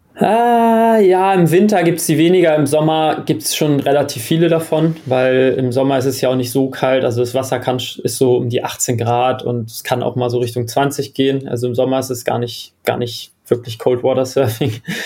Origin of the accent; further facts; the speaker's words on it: Germany; also born or lived in Australia; als Deutscher